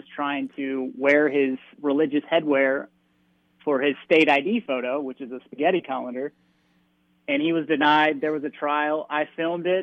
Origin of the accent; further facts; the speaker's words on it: United States; now in Europe; I am American